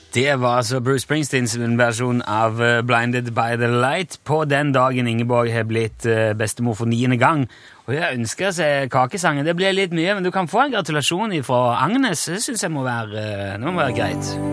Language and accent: Norwegian; Egersund, Rogaland, Norway; du hører ikke at jeg kommer fra Egersund